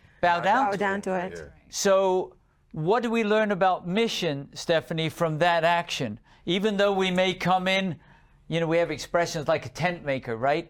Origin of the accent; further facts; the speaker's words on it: England, United Kingdom; I grew up in England